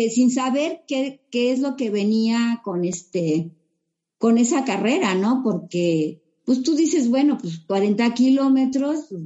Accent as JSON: {"language": "Spanish", "town": "Metepec", "region": "State of Mexico", "country": "Mexico", "said": "¿Y de dónde vienes? No, pues que de, este, yo vengo de Metepec."}